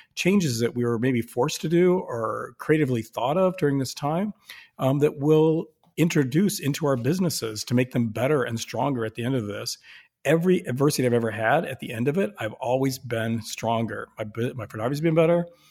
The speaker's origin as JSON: {"language": "English", "town": "Sioux Falls", "region": "South Dakota", "country": "United States", "said": "I'm from Sioux Falls, South Dakota."}